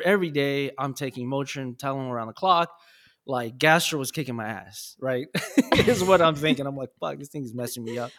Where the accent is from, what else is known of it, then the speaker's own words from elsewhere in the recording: Los Angeles, California, United States; I was born and raised in South Central and I moved around